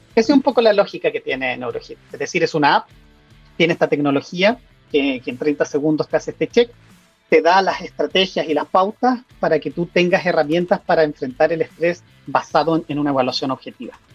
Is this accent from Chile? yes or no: yes; Chile; moved away as an adult; also born or lived in Italy; hace un par de años me fui de Chile, me especialicé afuera, en Europa, en Italia, viví cinco años